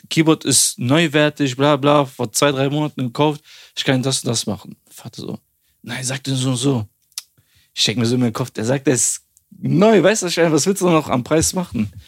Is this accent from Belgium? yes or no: no; Albania; und ich sag zu denen, ja, ich, ich bin auch Albaner.